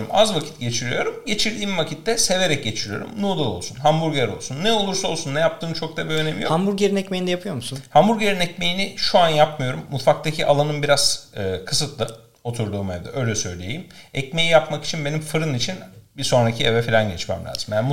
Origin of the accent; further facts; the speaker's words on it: Tekirdağ, Turkey; bak ben bilmiyorum. Tekirdağlıyım. Ama orada, zaten Edirne'ye